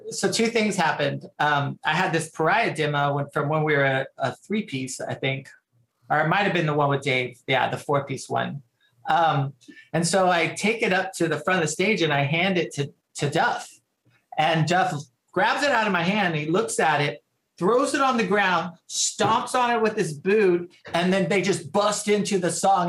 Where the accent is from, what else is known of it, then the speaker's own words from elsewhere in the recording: San Antonio, Texas, United States; also born or lived in Austin; I grew up in the San Antonio music scene